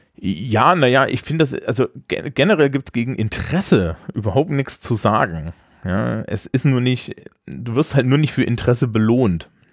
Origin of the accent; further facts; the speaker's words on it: East Germany, Germany; dafür komme ich zu sehr aus der DDR